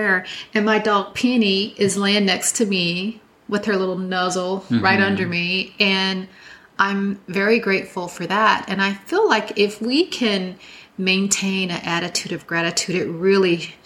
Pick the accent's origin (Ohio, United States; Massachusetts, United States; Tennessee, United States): Tennessee, United States; now in New York City, United States; I'm from Tennessee, and my family's down there